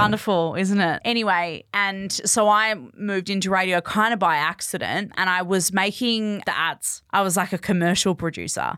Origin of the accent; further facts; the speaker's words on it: Perth, Western Australia, Australia; moved away as an adult; also born or lived in Bunbury; I grew up in Perth